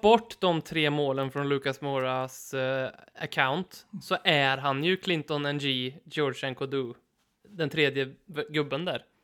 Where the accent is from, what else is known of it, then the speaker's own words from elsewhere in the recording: Karlstad, Värmland, Sweden; min gamla hemmaarena där jag spelade för Norrstrands IF som är Karlstads Arsenal.